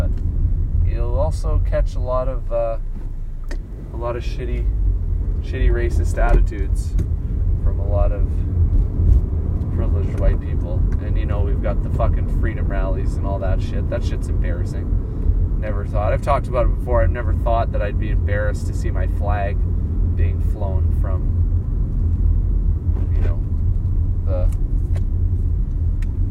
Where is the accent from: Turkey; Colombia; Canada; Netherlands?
Canada; I'm Canadian